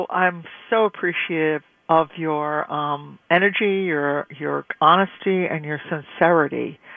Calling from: Bayville, New York, United States; I come from Bayville, and I'm sorry I'm not so up to date

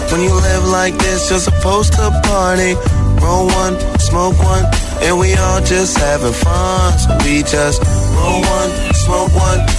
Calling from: Ontinyent, Valencian Community, Spain; de Ontiñén, Valencia.

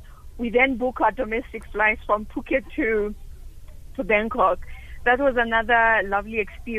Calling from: Bloemfontein, Free State, South Africa; I'm calling from Bloemfontein.

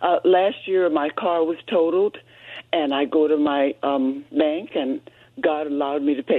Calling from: Lakewood, California, United States

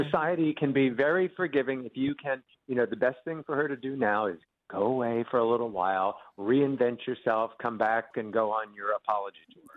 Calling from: New York City, New York, United States; I'm calling in from New York City

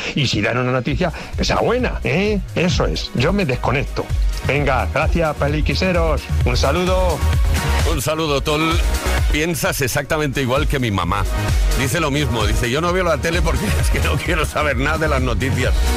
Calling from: south of Tenerife, Canary Islands, Spain; llamo desde aquí del sur de Tenerife

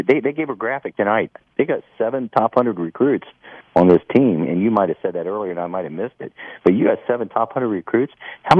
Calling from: Central Ohio, United States; I'm calling from Central Ohio.

